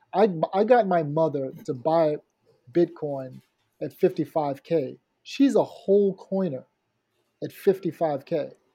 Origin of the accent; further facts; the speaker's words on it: Haiti; I'm from Haiti